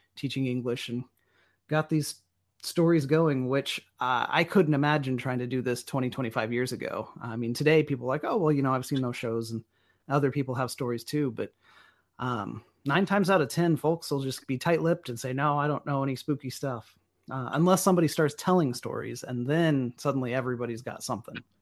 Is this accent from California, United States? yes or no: no; Enid, Oklahoma, United States; also born or lived in Norman, Oklahoma; I grew up outside of Enid, out on the old, uh, flat plains where you can see twenty miles in every direction.